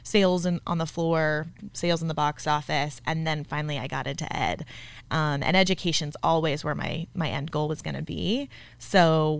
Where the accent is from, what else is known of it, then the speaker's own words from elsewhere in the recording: Flagstaff, Arizona, United States; also born or lived in Tucson; I'm from Flag